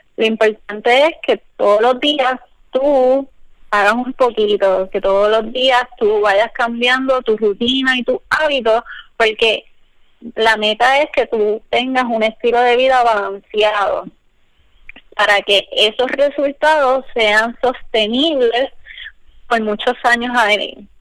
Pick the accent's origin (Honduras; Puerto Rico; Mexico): Puerto Rico; now in United States; todas nosotras somos profesionales y somos boricuas y estamos en diferentes partes de Estados Unidos